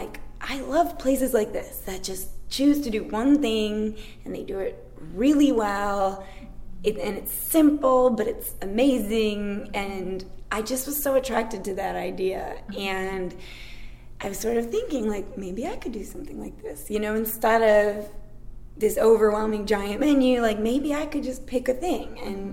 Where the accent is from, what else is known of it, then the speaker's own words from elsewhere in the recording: Chicago, Illinois, United States; now in Knoxville, United States; I'm from the Midwest, from Chicago, but my mom was a huge pie maker